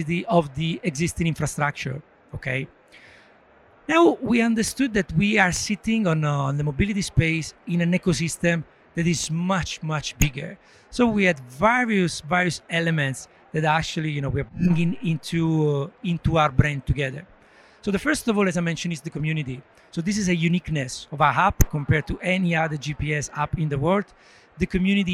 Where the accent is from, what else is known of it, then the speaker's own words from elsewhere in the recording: Italy; moved away as an adult; also born or lived in Dublin / Poland / Brazil / Argentina; I'm originally from Italy